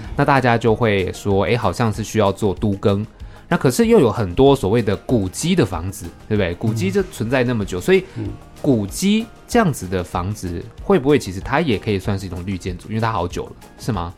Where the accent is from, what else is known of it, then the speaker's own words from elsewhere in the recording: Taiwan; 我们台湾这边